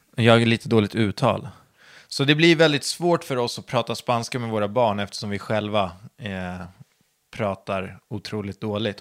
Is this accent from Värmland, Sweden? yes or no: no; Södertälje, Stockholm County, Sweden; jag är uppvuxen på landet utanför Södertälje